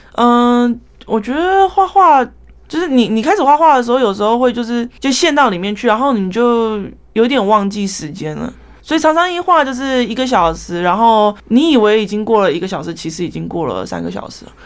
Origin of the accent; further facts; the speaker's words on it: Taiwan; also born or lived in New Jersey, United States; 当初刚来台湾的时候，挫折还蛮大，那时候我才五岁而已